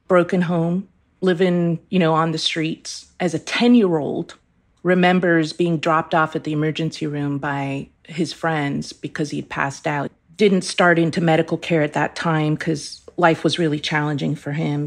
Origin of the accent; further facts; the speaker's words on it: Iran; moved away; I was born in Iran